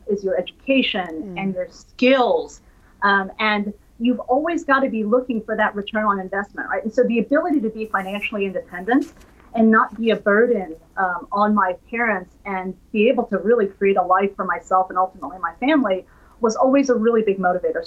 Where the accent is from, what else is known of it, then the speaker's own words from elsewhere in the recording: New Jersey, United States; also born or lived in Midwest; I grew up in a very sort of suburban, middle-class environment in New Jersey. I was born in the Midwest, but we moved to New Jersey relatively early in my childhood